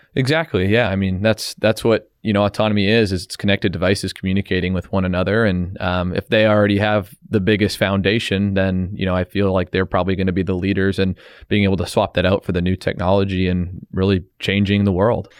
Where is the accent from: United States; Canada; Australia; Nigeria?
Canada; being Canadian, you know, we have a lot of ties to the Queen